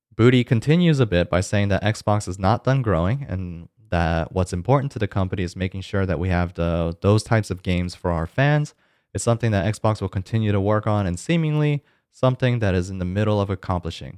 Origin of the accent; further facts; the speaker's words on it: Georgia, United States; Georgia, uh, my home state